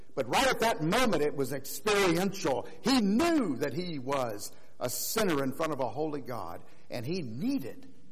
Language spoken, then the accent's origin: English; Florida, United States; growing up in Florida, we didn't have any mountains